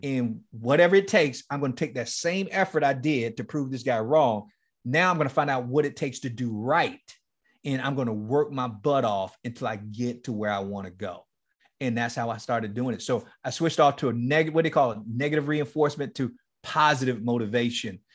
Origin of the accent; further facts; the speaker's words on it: Miami, Florida, United States; moved away as an adult; Liberty City, the place where I grew up in Miami, It's called Liberty City.